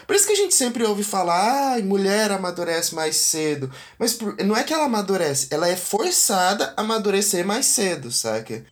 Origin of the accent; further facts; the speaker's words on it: interior of Goiás, Brazil; eu sou do interior de Goiás e aqui a gente tem uma relação com a masculinidade bem bem aflorada